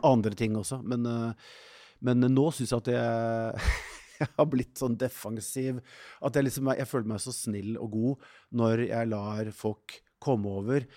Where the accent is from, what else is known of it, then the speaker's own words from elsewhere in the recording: Norway; som nordmann